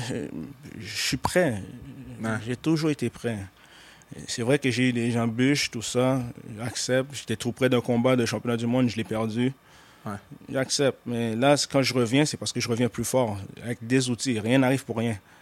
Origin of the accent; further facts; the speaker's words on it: Montreal, Quebec, Canada; je suis né à Montréal